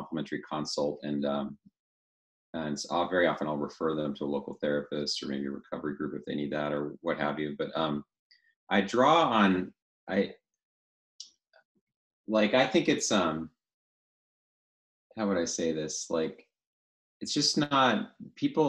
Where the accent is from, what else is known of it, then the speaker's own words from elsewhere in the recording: the Northwest, Pacific Northwest, United States; moved away as an adult; also born or lived in Louisville, Colorado; now in Coeur d'Alene, United States; I grew up in the Northwest. That's where I always felt home.